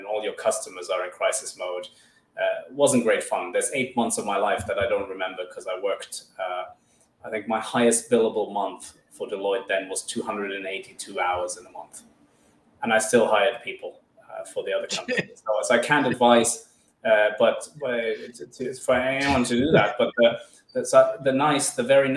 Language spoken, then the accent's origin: English; Finland; also born or lived in Madagascar; I'm originally from Madagascar with a German father, and I grew up in Finland.